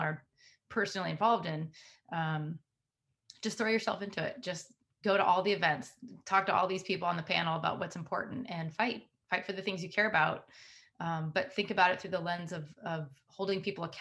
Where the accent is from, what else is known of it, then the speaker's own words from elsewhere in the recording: United States; I grew up in outside of Washington, D.C.